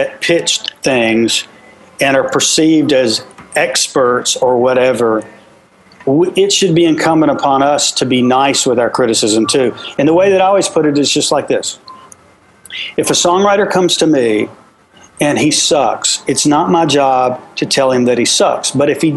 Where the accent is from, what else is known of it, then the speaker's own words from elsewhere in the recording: Virginia, United States; now in Tennessee, United States; I was born in Virginia, so it's my home place, but Tennessee's my second home